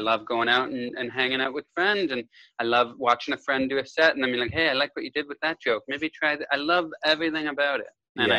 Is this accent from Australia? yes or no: no; Kitchener, Ontario, Canada; moved away as an adult; now in United States; I grew up in Kitchener, Ontario, Canada.